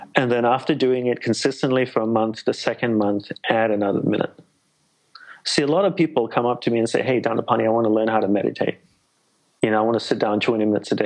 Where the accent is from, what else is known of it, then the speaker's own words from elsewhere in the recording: Australia; moved away as an adult; also born or lived in Malaysia / Hawaii; grew up in Australia